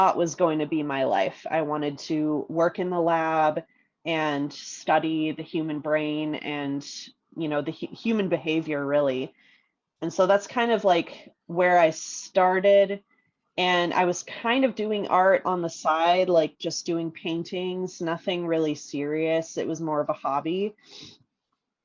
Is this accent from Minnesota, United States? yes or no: yes; Minnesota, United States; now in Colorado, United States; I grew up in Minnesota